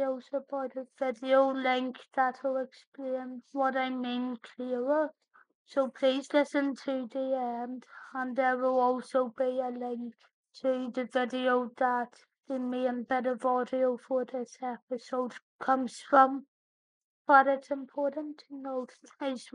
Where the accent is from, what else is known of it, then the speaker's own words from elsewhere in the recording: Northern Ireland, United Kingdom; accent: Northern Ireland; my Northern Ireland accent